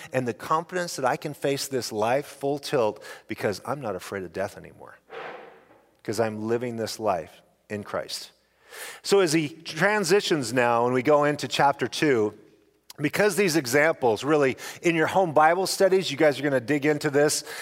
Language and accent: English; Snake River Valley, Idaho, United States; I come from the Snake River, River Valley in Idaho